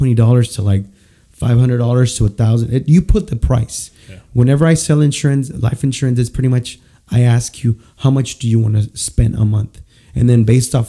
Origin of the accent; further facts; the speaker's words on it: San Luis Potosí, Mexico; moved away; I'm from San Luis Potosí